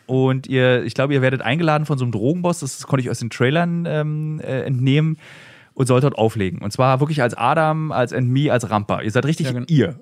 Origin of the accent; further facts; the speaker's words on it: Berlin, Germany; als Berliner